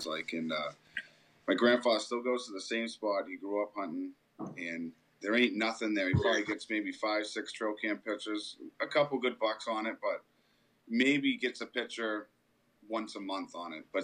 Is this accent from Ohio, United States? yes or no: no; Milton, New Hampshire, United States; we both grew up in Milton over on the east side of the state